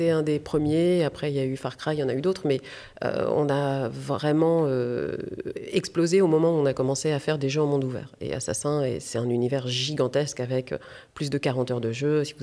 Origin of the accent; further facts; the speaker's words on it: France; also born or lived in United States; en tant que femme et en tant que française aux États-Unis.